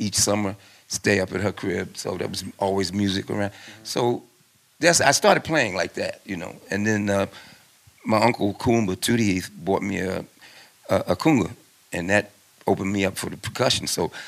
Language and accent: English; Philadelphia, Pennsylvania, United States; I was born and raised in South Philadelphia